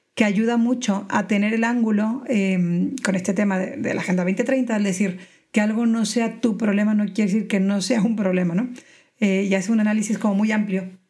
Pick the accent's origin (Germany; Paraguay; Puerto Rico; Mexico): Mexico; moved away as an adult; now in Spain; yo crecí en México, pero llevo 12 años en España